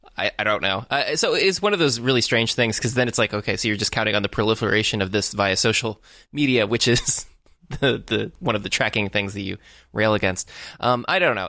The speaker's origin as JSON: {"language": "English", "region": "Florida", "country": "United States", "moved": "yes", "lives_now": "Los Angeles, United States", "said": "I am from Florida"}